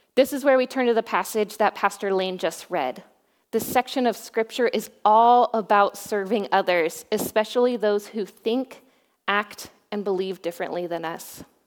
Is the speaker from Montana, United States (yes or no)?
no; Boise, Idaho, United States; moved away as an adult; also born or lived in Oregon; now in Newberg, United States; I grew up in Boise, Idaho.